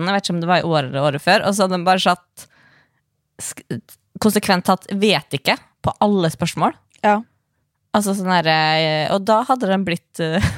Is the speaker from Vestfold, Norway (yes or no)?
yes; Sandefjord, Vestfold, Norway; Ja, men jeg er fra Sandefjord. Det er ganske pors der.